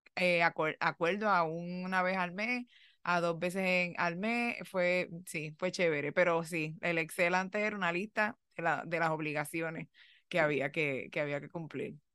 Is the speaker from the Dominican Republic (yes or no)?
no; Puerto Rico; moved away as an adult; now in United States; cuando yo vine de Puerto Rico para los Estados Unidos